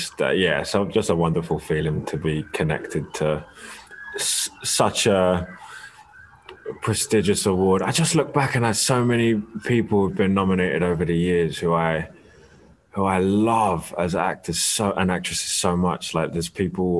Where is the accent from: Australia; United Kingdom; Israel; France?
United Kingdom; London; also born or lived in Barnet; I was born in Barnet Hospital, but moved to Kentish Town pretty soon after